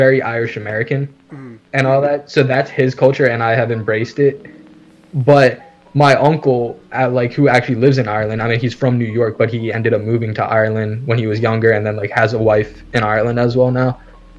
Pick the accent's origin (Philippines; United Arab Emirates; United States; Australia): Philippines; I am considered a Tagalog, which is like a certain part of, which is, okay, pretty much like what I am as a Filipino.